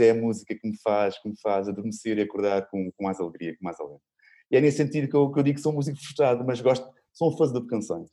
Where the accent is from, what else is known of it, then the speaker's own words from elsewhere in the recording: Lisbon, Portugal; also born or lived in Sintra; Sou de Lisboa, nasci hum. em Sintra, mas, mas sou maioritária. Sou, sou alfacinha